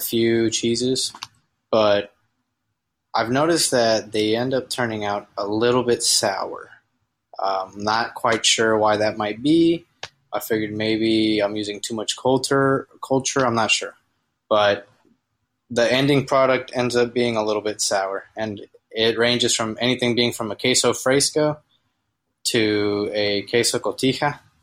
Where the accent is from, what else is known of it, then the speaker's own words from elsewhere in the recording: United States; I'm from the United States